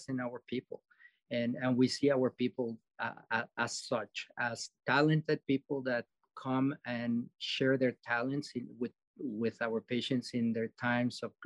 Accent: Mexico City, Mexico; now in Dakotas, United States; I'm from Mexico City

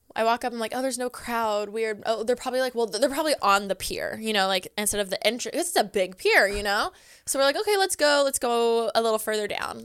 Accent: Southern California, United States; also born or lived in Orange County / Riverside; We grew up in Southern California.

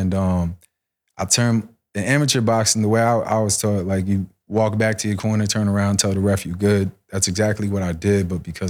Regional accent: Rio Piedras, Puerto Rico; born there; I don't speak Spanish at all. I was born in Puerto Rico. I was born in Rio Piedra.

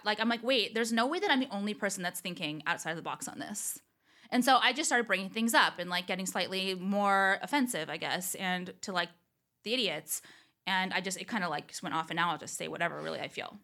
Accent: Orange County, California, United States; also born or lived in Los Angeles; I never thought in a million years I'd move back to Orange County.

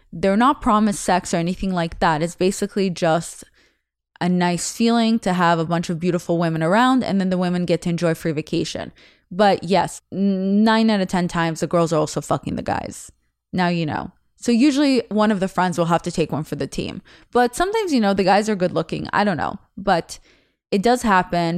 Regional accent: Russia; first language Russian; English is a second language; moved away; I was born in November in Russia

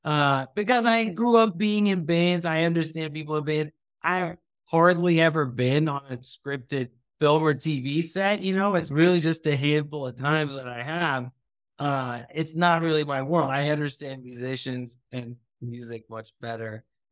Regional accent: Thailand; also born or lived in United States; I am Pakistani, but I grew up in Thailand, but I was born in the U.S. I've lived all over the U.S., right?

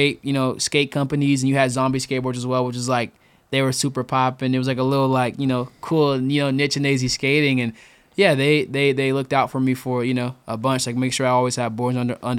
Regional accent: Glendale, Arizona, United States; born there; also born or lived in Macon, Georgia / Tucson / Phoenix; Yeah, so I was born in Glendale, Arizona.

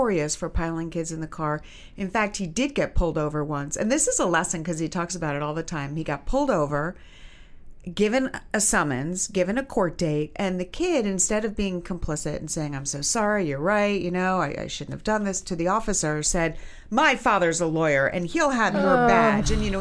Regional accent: New York City, New York, United States; we grew up in Manhattan

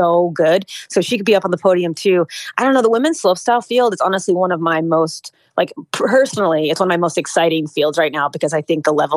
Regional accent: New England, United States; I'm from New England myself.

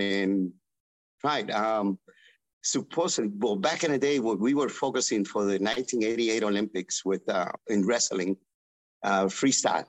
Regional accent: Guatemala; moved away; my home country, which is Guatemala

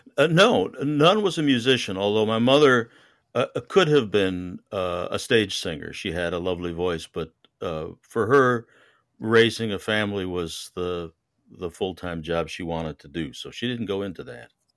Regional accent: Connecticut, United States; also born or lived in New York; now in Houston, United States; I was raised in Connecticut and I spent a lot of my life, uh, overseas.

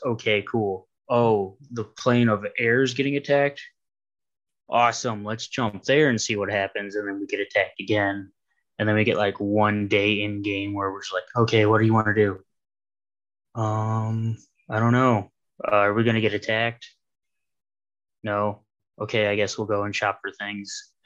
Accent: Ohio, United States; I'm from Ohio

